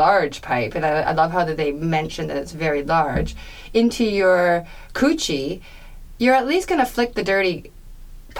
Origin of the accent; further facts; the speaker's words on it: Ontario, Canada; we're from Ontario, so it was always a small town in Ontario